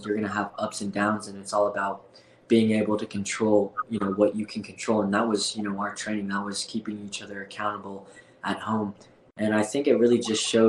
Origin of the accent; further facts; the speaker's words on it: Fort Collins, Colorado, United States; also born or lived in South Korea / Denver, Colorado; I got adopted to, you know, a farmhouse in Fort Collins, Colorado.